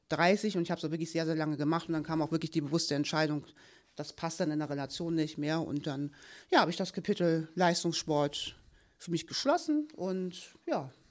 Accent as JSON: {"language": "German", "town": "Kiel", "region": "Schleswig-Holstein", "country": "Germany", "tie": "born there", "said": "tatsächlich bin ich in Kiel geboren. Ja, war da lange, lange Zeit auch sehr glücklich beheimatet"}